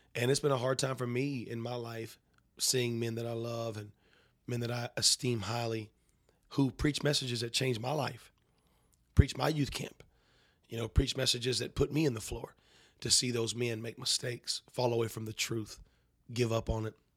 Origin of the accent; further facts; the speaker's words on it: North Carolina, United States; I grew up in North Carolina